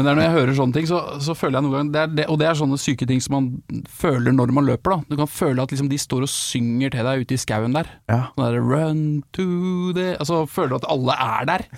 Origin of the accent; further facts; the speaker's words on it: Vestfold, Norway; jeg er jo fra Vestfold.